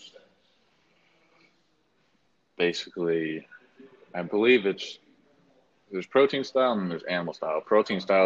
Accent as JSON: {"language": "English", "town": "Peoria", "region": "Arizona", "country": "United States", "tie": "born or raised there", "also_born_or_lived": "Glendale, Arizona", "said": "I grew up in Peoria, Arizona, but past couple of years, I've been living in Glendale."}